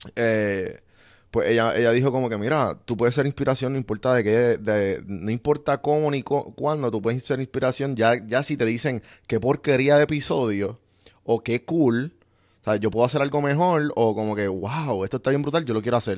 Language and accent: Spanish; Puerto Rico; moved away as an adult; Yo soy bien boricua